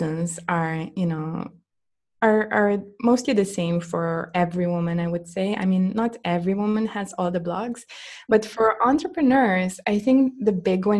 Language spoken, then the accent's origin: English; Slovenia; in Slovenian language, in my home country language